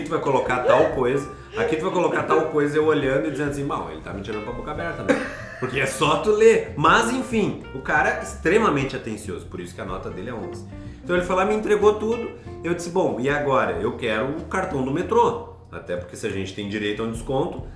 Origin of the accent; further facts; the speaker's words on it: Brazil; moved away; como bom brasileiro